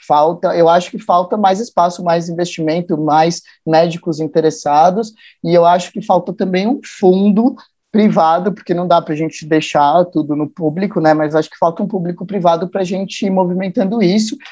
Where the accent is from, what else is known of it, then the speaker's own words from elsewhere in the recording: São Paulo, Brazil; also born or lived in Jarinu, São Paulo; Eu sou da Zona Norte, do Parque Novo Mundo, cresci na Vila Maria, ali por ali